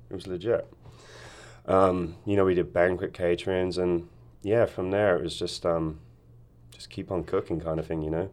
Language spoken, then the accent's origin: English; Wokingham, South East England, United Kingdom; also born or lived in Hemel Hempstead; now in Ashland, United States; we moved from Hemel Hempstead when I was about eighteen months old, and we moved to a town called Wokingham